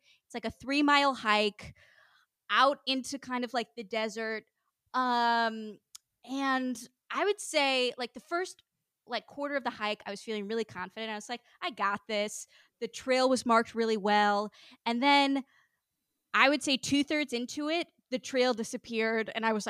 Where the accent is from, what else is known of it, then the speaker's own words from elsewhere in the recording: Portland, Oregon, United States; moved away as an adult; also born or lived in Los Angeles; I came back from Los Angeles to my hometown of Portland, Oregon